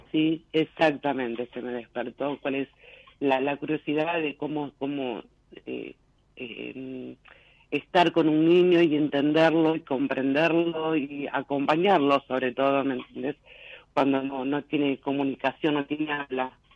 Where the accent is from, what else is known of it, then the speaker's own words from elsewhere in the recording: Ingeniero Maschwitz, Buenos Aires Province, Argentina; Soy de Ingeniero Mashui, zona norte